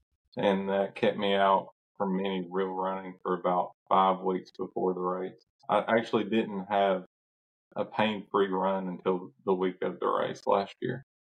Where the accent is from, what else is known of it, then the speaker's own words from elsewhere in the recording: Kentucky, United States; Central Kentucky.